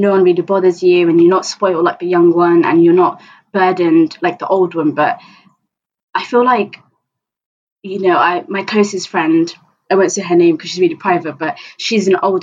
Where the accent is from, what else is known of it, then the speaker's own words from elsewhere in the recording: Bristol, South West England, United Kingdom; I'm from Bristol